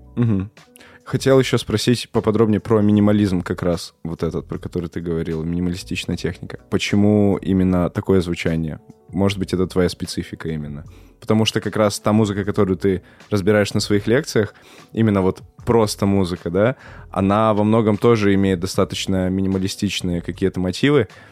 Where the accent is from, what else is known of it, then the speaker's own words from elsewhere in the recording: Perm, Perm Krai, Russia; я сам из Перми